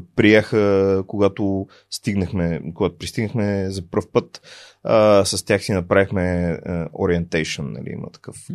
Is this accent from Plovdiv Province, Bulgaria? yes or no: yes; Plovdiv, Plovdiv Province, Bulgaria; moved away as an adult; also born or lived in Sofia / United States; роден съм в София, между другото, но съм израснал в Пловдив и се чувствам пловдивчанин